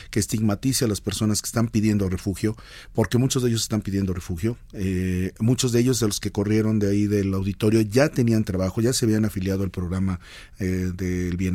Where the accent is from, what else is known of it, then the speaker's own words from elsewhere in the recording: Guadalajara, Jalisco, Mexico; now in Mexico City, Mexico; que soy de Guadalajara y véanme, aquí estoy en la Ciudad Y, tenemos sangre, eh, en mi caso hay sangre oaxaqueña, de Guadalajara, Jalisco